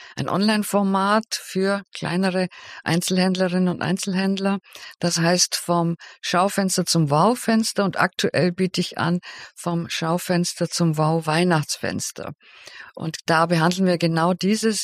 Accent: Swabia, Germany; also born or lived in Bavaria / Cologne; dass ich aus Bayern bin. Eigentlich bin ich ja Schwäbin

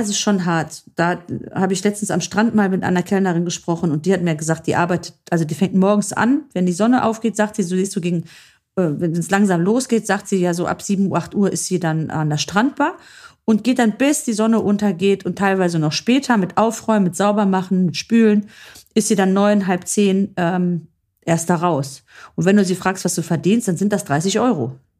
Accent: Germany; hier dann ansässige, gebürtige Deutsch-Griechen, sage ich jetzt mal so wie ich

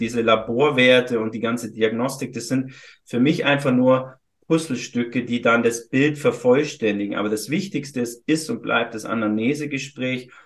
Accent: Füssen, Bavaria, Germany; moved away as an adult; now in Hamburg, Germany; hatte einmal eine Praxis in Süddeutschland, in Füssen, äh, aus meinem, wo ich geboren bin.

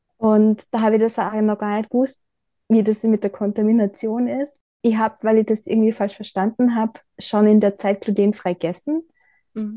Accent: Bad Gleichenberg, Styria, Austria; also born or lived in Bad Ischl / Ebensee; now in Leibnitz, Austria; bin in Bad Gleichenberg aufgewachsen, bin dann nach Bad Ischl und nach Ebensee gezogen wegen meiner Ausbildung

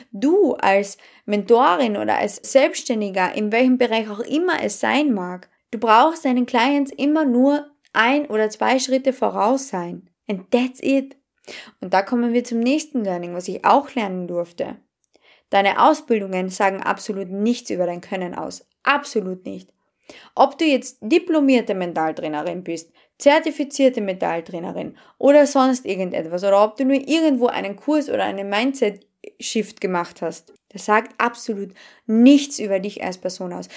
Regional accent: Carinthia, Austria; accent: Carinthian; Und dann habe ich wirklich begonnen, tiefstes Kärntnerisch zu sprechen

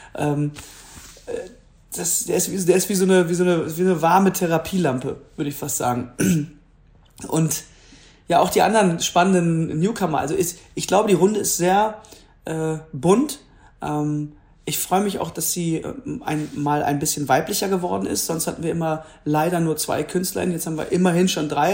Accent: Duisburg, North Rhine-Westphalia, Germany; now in Hamburg, Germany; da wo ich herkomme, wo ich auch gewachsen bin, den Duisburger Zoo

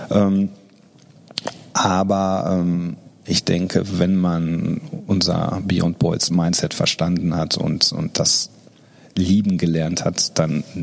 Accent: Dortmund, North Rhine-Westphalia, Germany; jetzt ist natürlich meine Heimatstadt, da habe ich natürlich ein bisschen, ein bisschen mehr Infos, aber ähm, das Dortmund hat zum Beispiel einen, einen viel höheren Grünflächenanteil als München.

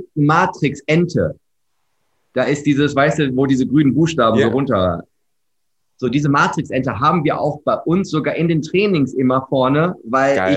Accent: Herford, North Rhine-Westphalia, Germany; komme gebürtig aus Herford. Das ist mit H, nicht Erfurt, sondern Herford. Manchmal wird das verwechselt. Ostwestfalen-Lippe, ja, äh, geboren, habe dort großteils meines Lebens verbracht

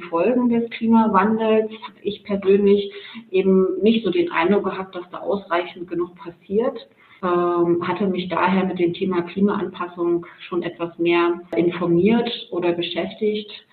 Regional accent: Mecklenburg-Vorpommern, Germany; moved away as an adult; also born or lived in Leipzig; Ich stamme ursprünglich aus Mecklenburg-Vorpommern.

